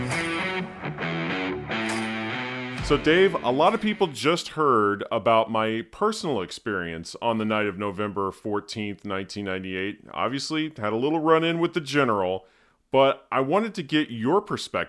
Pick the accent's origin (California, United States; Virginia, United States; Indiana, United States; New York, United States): Indiana, United States; Terre Haute; my hometown of Terre Haute, Indiana